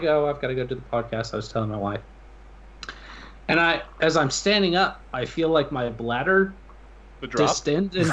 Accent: Alabama, United States; I am from Alabama

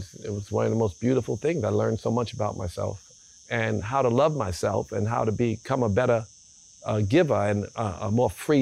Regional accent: New York City, New York, United States; moved away as an adult; now in Bali, Indonesia; we grew up in South Jamaica, Queens, which, you know, was, many years ago, we had a lot of woods

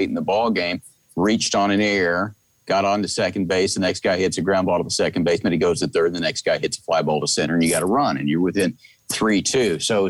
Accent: Kansas, United States; moved away; I grew up in Kansas.

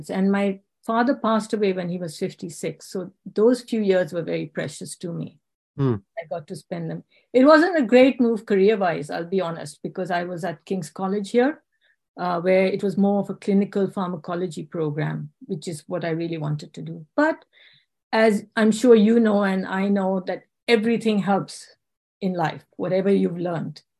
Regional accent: India; English is a second language; also born or lived in South Africa / England; I was born in South Africa during the apartheid era, but I can't say I grew up there. Uh, my parents sent us to India and then to England for our studies.

